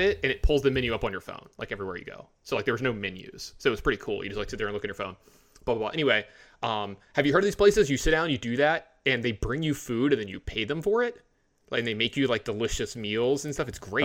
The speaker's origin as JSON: {"language": "English", "region": "the South", "country": "United States", "also_born_or_lived": "Las Vegas, Nevada", "said": "I'm from the South"}